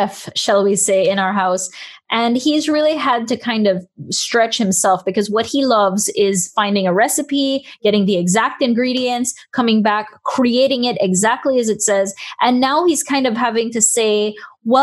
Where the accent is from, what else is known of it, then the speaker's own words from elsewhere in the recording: Belize; I'm from Belize, and one of our main staples in Belize, we've got rice and beans